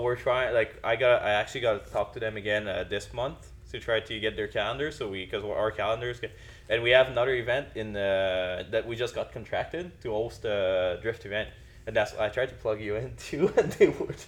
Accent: Quebec, Canada; moved away; I'm from Quebec

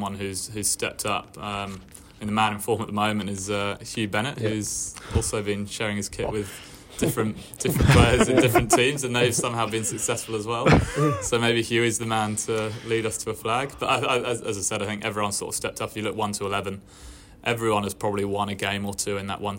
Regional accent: England, United Kingdom; moved away as an adult; now in Australia; as an English guy coming over

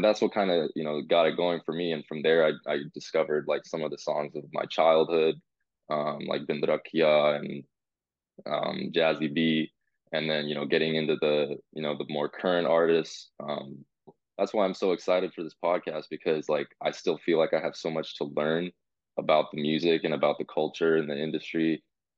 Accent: San Jose, California, United States; I'm from San Jose, born and raised, lived in the Bay my whole life throughout college. Shout out West Valley, shout out Santa Clara. Growing up in NorCal, you know, there's a lot of Punjabis up here

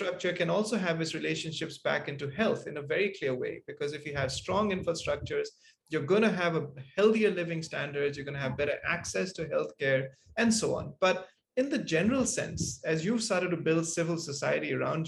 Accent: Malaysia; moved away; also born or lived in Singapore; growing up in Malaysia and then in Singapore

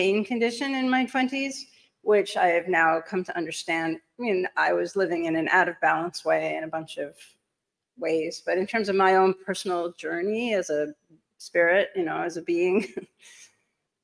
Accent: New York City, New York, United States; I'm a New Yorker. I'm coming to you live from Manhattan

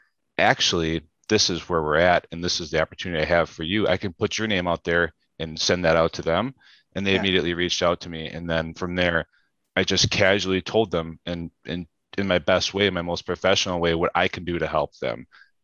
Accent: Germantown, Wisconsin, United States; now in Milwaukee, United States; I'm from Germantown, Wisconsin, currently live in Milwaukee, Wisconsin

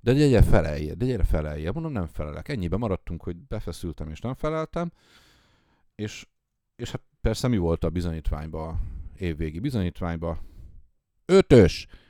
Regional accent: Tiszalök, Szabolcs-Szatmár-Bereg, Hungary; also born or lived in Nyíregyháza; én ugye vidéki gyerek vagyok, Aha. és, és Nyíregyházán, meg szülőfalum, most már város, Tiszalökön nevelkedtem

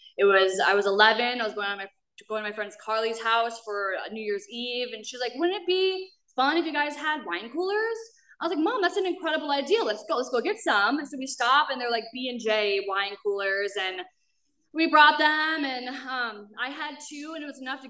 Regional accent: Minnesota, United States; moved away; I am a girl from Minnesota, a really small town. I grew up catching frogs and climbing trees

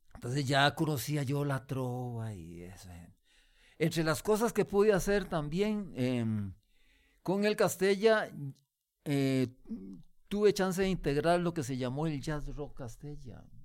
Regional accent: Costa Rica; como músico costarricense

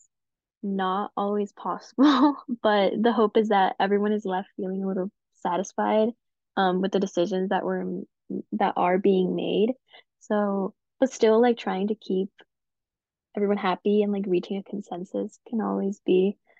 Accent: Colorado, United States; moved away as an adult; now in St. Louis, United States; I am originally from Colorado, so I came here to school

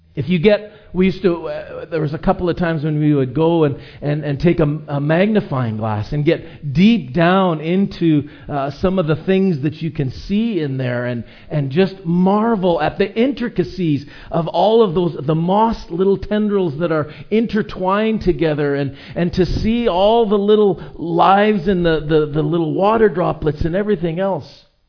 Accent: Edmonton, Alberta, Canada; now in Vancouver Island, Canada; I grew up in Edmonton, where there are very few mountains.

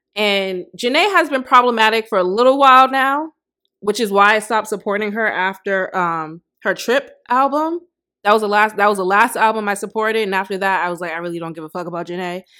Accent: United States; I'm not African. I'm black American

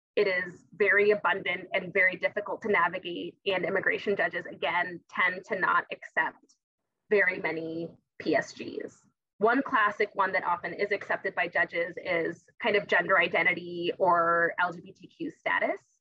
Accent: Tucson, Arizona, United States; I'm from Tucson, it's because I'm from the borderlands

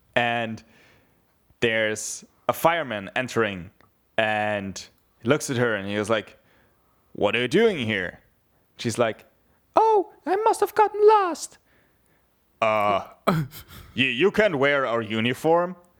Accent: Bavaria, Germany; I grew up very near Austria

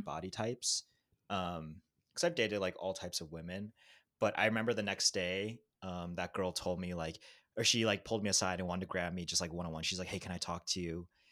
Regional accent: Chicago, Illinois, United States; also born or lived in Los Angeles; now in New York, United States; I'm from Chicago.

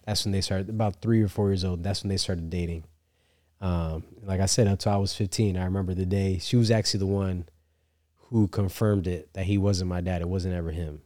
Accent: upstate New York, United States; I'm from New York, upstate New York, so not the city

